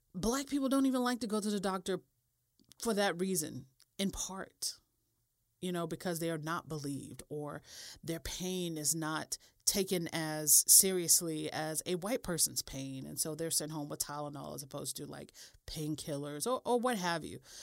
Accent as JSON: {"language": "English", "country": "United States", "said": "I'm American"}